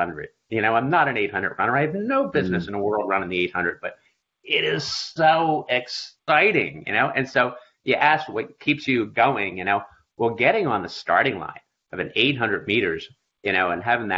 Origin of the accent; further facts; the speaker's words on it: Philadelphia, Pennsylvania, United States; I grew up in Philadelphia on the East Coast, and I was a 12-year-old